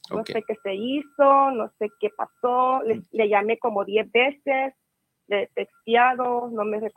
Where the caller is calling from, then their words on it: California, United States; Ah, ah de California.